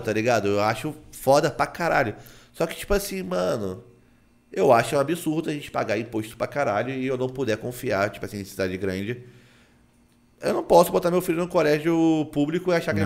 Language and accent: Portuguese; Nova Friburgo, Rio de Janeiro, Brazil; Eu sou criado numa cidade que é parecida com Itacaré, só que ela é pegada de serra